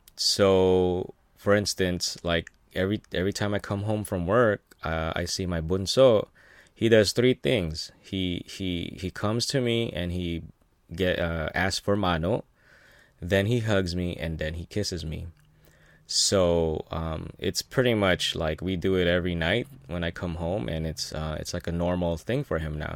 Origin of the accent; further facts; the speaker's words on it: Philippines; now in United States; I was born in the Philippines